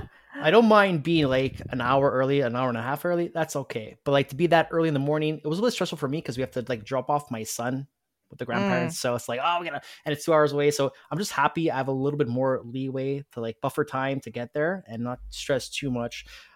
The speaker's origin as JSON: {"language": "English", "town": "Montreal", "region": "Quebec", "country": "Canada", "said": "because I'm from Montreal"}